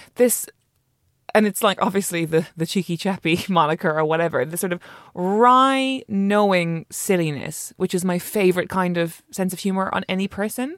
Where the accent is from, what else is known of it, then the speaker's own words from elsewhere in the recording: Ireland; I'm Irish